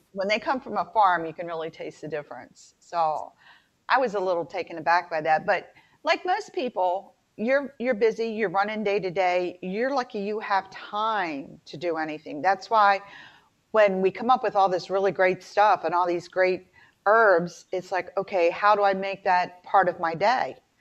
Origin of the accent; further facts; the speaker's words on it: the South, United States; I'm from the South